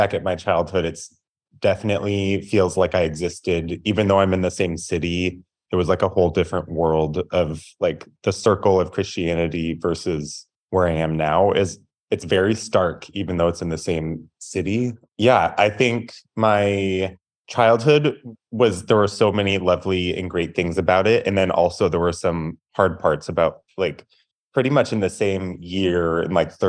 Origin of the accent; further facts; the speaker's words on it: Tacoma, Washington, United States; So I live in Tacoma, Washington. I grew up in Tacoma, left for school for a few years, then came back.